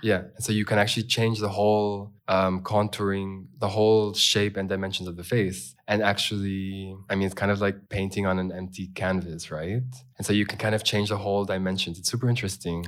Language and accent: English; California, United States; born or raised there; also born or lived in Los Angeles, California; now in Berlin, Germany